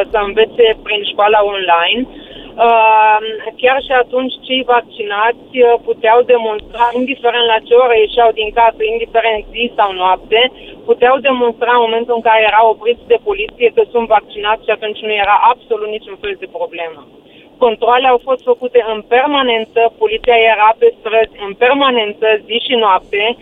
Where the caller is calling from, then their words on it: Germany; Uh, vă sunt din Germania